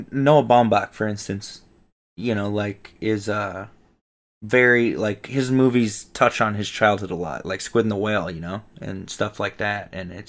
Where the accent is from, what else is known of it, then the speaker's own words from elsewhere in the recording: Colorado, United States; also born or lived in Wyoming; my childhood, I grew up in Colorado and Wyoming, a lot of it, and definitely similar, you know, like, rural mountain towns